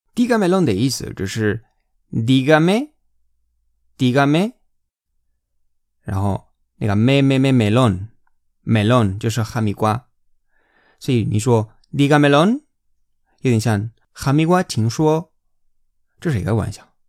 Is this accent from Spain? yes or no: yes; Spain; Chinese is a second language; moved away as an adult; now in China; 我是在中国生活工作六年的西班牙人